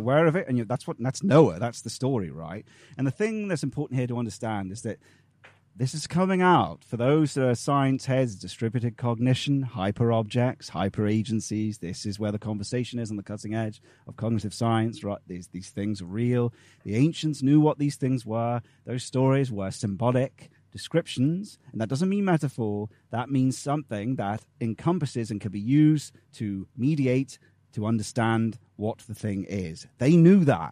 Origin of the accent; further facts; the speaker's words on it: England, United Kingdom; we're a people, we're English people